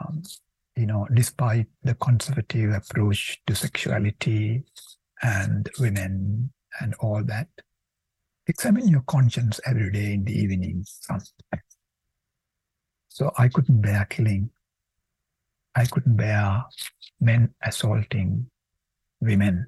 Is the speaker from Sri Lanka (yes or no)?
yes; fishing island near Negombo, Western Province, Sri Lanka; first language Sinhala; English is a second language; now in Dublin, Ireland; in the fishing island I lived, there were two languages, Sinhala and Tamil. And my mom took me for Mass every Sunday. Even though we spoke Sinhala